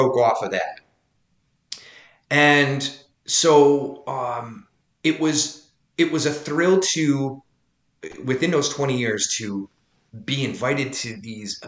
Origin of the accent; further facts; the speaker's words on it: Loudonville, New York, United States; my hometown of Loudonville